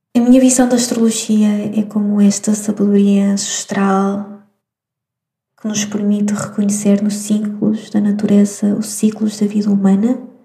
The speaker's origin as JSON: {"language": "Portuguese", "region": "Madeira", "country": "Portugal", "tie": "born or raised there", "also_born_or_lived": "Venezuela", "moved": "as an adult", "lives_now": "Porto, Portugal", "said": "eu nasci na Venezuela, mas morei ah, na Madeira durante muitos anos. Vim estudar para o Porto e fiquei cá no Porto, mas eu sou madeirense"}